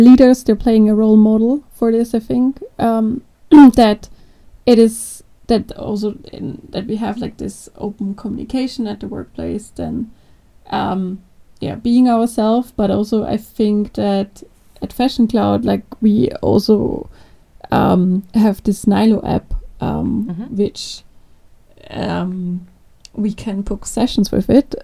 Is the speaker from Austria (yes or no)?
yes; Austria; English is a second language; I'm also from Austria.